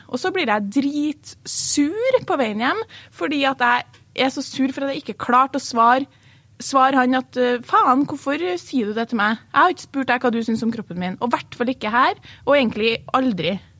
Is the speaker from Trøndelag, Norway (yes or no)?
yes; Trondheim, Trøndelag, Norway; accent: Trøndersk; hvor er du fra? Så sier jeg Trondheim